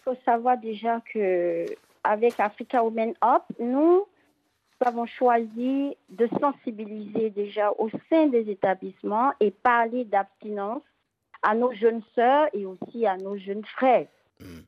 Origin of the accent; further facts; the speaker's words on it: Côte d’Ivoire; chez nous, en Côte d'Ivoire